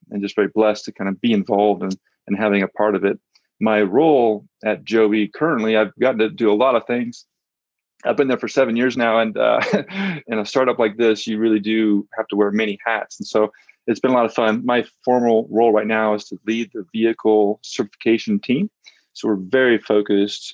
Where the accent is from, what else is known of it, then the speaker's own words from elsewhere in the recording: Central Valley of California, United States; also born or lived in San Luis Obispo, California; I grew up in the Central Valley of California